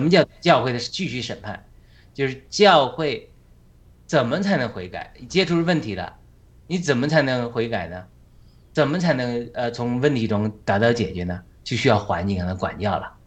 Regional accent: China; 而不是我们中国人

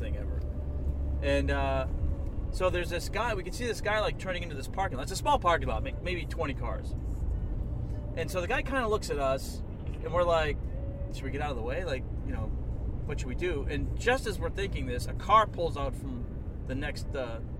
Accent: Boston, Massachusetts, United States; I grew up in Boston, Irish Catholic family.

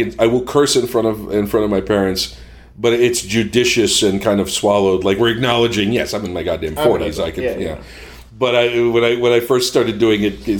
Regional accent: Boston, Massachusetts, United States

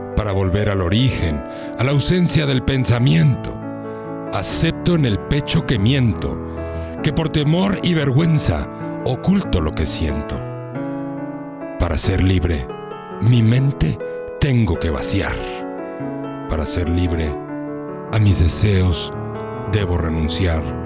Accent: Mexico; yo también soy mexicano. Quieren o no, parece que no, pero sí. Aquí nací. y aquí me moriré.

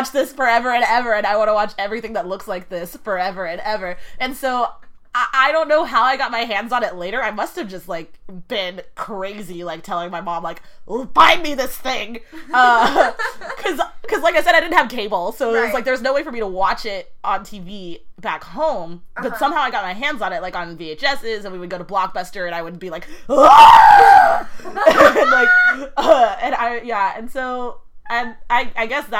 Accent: Dallas, Texas, United States; also born or lived in Monroe, Louisiana; We didn't have cable back at my house in Dallas

